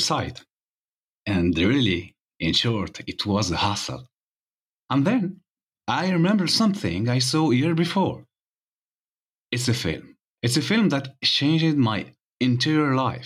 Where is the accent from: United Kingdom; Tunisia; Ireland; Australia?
Tunisia; I'm from Tunisia